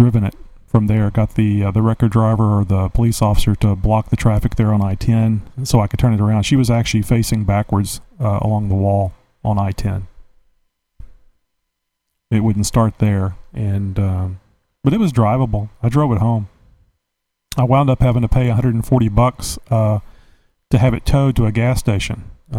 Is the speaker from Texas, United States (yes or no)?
yes; Texas, United States; You're talking, I'm from Texas.